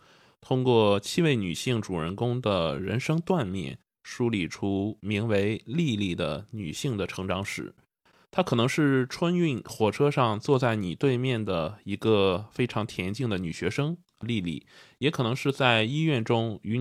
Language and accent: Chinese; Jinan, Shandong, China; 那比如说我家是济南的，那坐火车还是坐长途，我是怎么回去啊？